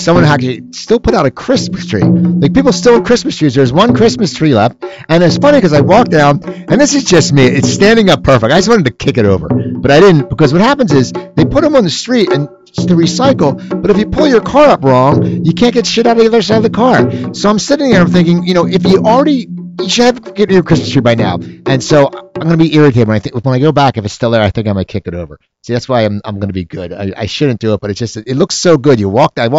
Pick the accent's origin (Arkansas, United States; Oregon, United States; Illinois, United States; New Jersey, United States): New Jersey, United States; accent: Philadelphia; I was from South Jersey, and we had more of the Philadelphia accent.